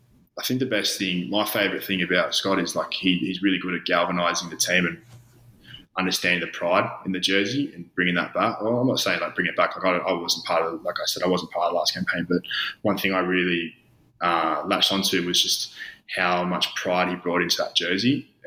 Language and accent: English; Australia; Obviously, growing up in Australia, my old man was a Wallaby.